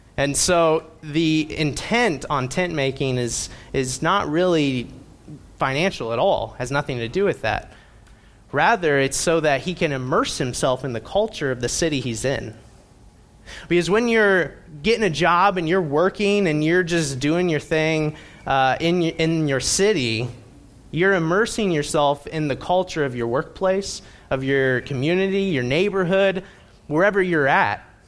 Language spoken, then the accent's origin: English; Indiana, United States; I grew up in Indiana